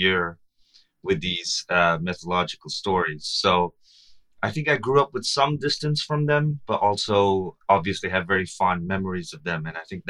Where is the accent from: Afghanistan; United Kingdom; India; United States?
India; Mumbai, Maharashtra; I grew up in Mumbai to a very progressive family, so I wasn't really, you know, we weren't really too religious